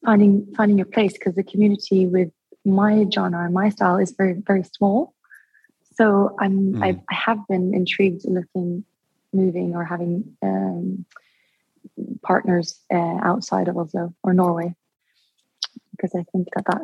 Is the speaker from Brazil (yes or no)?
no; Dubai, United Arab Emirates; I've always, because I was born in Dubai, and so I went to an international school, but it was a British school.